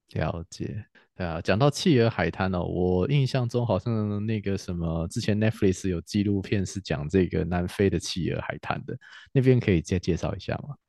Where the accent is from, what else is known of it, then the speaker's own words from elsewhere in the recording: Taiwan; 我们台湾人